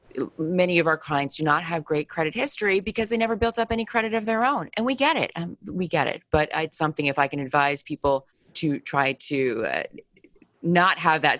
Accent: Hunterdon County, New Jersey, United States; also born or lived in Morristown, New Jersey; I'm from Hunterdon County

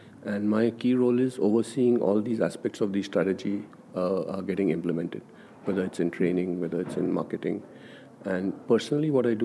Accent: India; I'm from India, from a Hindu background

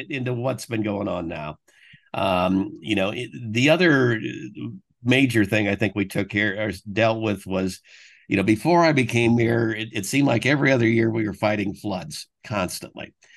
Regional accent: Fort Wayne, Indiana, United States; also born or lived in Bloomington, Indiana / New Haven, Connecticut; I, I was actually born in Bloomington, Uh, but, uh, the family had always been from Fort Wayne, so I, I was raised in Fort Wayne

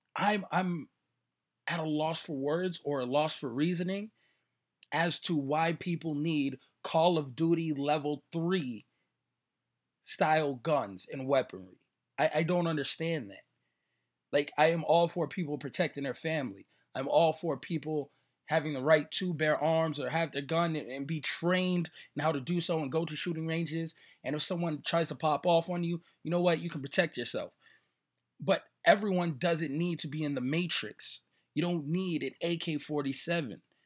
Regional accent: New York, United States; now in Las Vegas, United States; I'm from New York. I'm from the Bronx

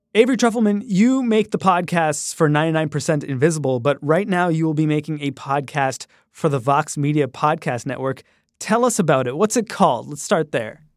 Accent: Canada; I grew up in Canada.

